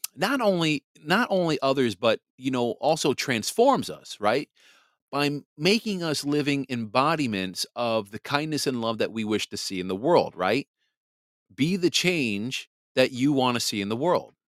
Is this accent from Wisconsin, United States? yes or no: yes; Wisconsin, United States; moved away as an adult; also born or lived in New Jersey; now in Michigan, United States; Wisconsin is my home state. you know, I, I grew up in Wisconsin. I mean, I also grew up in New Jersey too